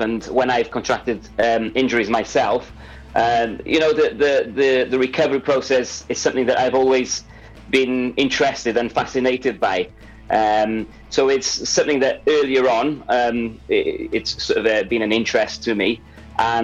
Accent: Portugal; now in Pembrokeshire, United Kingdom; I'm actually originally from Portugal. I've been in Wales, Pembrokeshire, since 2004.

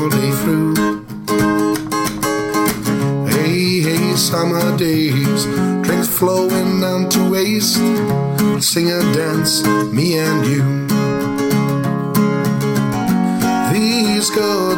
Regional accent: Neath, Wales, United Kingdom; I'm from Neath

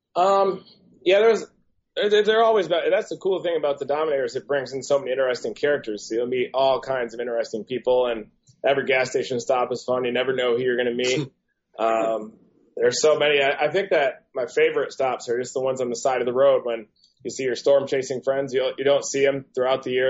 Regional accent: Michigan, United States; Growing up in Michigan

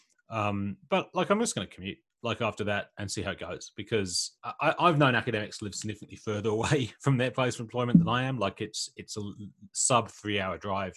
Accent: England, United Kingdom; moved away as an adult; now in Australia; I grew up in like villages and small towns in England

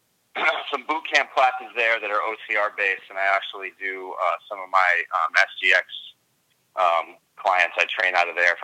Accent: New York, United States; I'm from New York

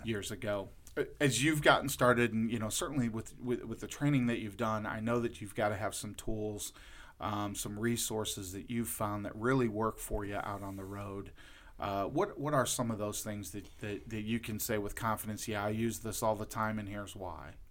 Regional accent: Lorain, Ohio, United States; I'm originally from Lorain, Ohio

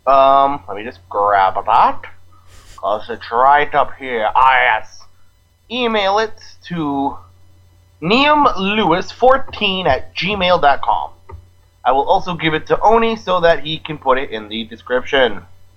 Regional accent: Boston, Massachusetts, United States; I mean, I'm from Boston.

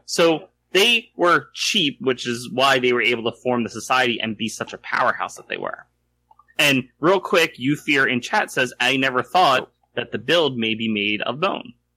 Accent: United States; I identify reluctantly as American

